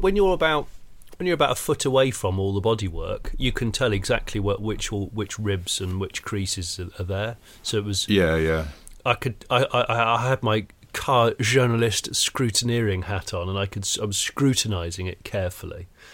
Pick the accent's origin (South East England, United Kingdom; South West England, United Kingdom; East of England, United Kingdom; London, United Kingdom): South West England, United Kingdom; Yeah, I grew up in the West Country.